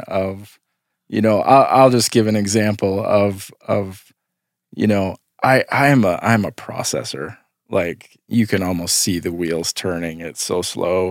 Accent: Midwest, United States; for a lot of us in the Midwest here, we grew up in pretty conservative churches

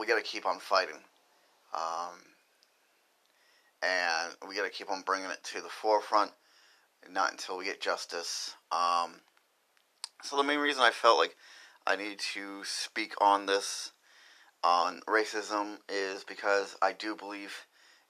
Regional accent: Lewiston, Maine, United States; I grew up in Lewiston, Maine

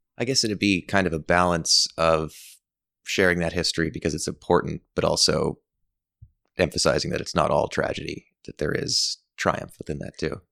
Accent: Summerside, Prince Edward Island, Canada; I grew up in Summerside and certainly noticed how little diversity there was.

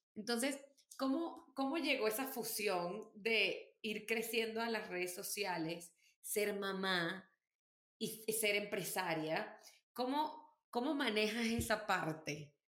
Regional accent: Venezuela; yo soy bien venezolana

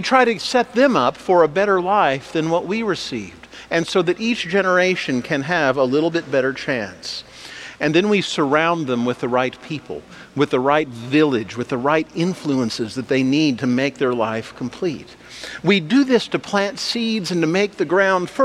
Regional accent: Wichita, Kansas, United States; when I was growing up in Wichita

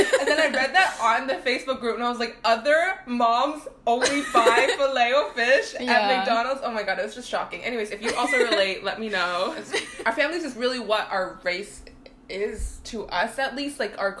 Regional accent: Ottawa, Ontario, Canada; moved away as an adult; now in Montreal, Canada; I'm from Ottawa.

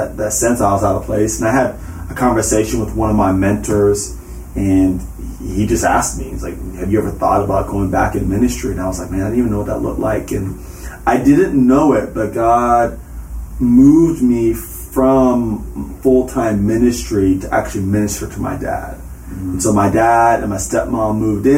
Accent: the South, United States; also born or lived in Hilton Head Island, South Carolina / Charlotte, North Carolina / Spartanburg, South Carolina; I grew up in the South

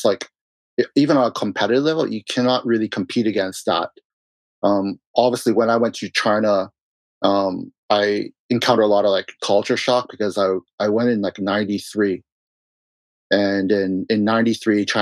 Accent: Vancouver, British Columbia, Canada; I was born in Vancouver

